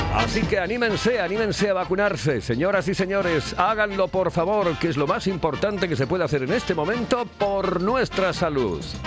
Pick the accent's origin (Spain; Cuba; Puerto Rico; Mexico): Spain; Oviedo, Asturias; yo me vacuno en Oviedo, evidentemente soy de Oviedo